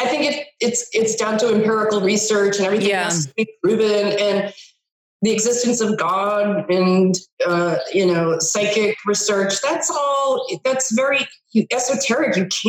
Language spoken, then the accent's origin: English; New England, United States; also born or lived in Los Angeles; I grew up in New England and I went to Boston University for my undergrad in broadcasting and film. And then I was out in LA, came back to New England, and went to Harvard